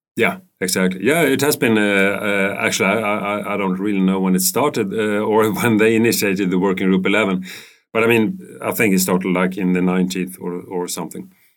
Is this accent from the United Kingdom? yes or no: no; Stockholm, Stockholm County, Sweden; I'm living in Stockholm. I was born in Stockholm. Um, I've been studying in Stockholm